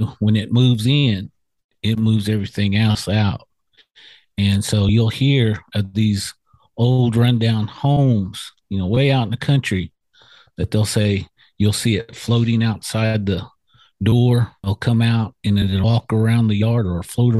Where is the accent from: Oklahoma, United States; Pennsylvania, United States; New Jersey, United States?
Oklahoma, United States; Okmulgee; I come from Okmulgee, Oklahoma, which is, you know, Creek capital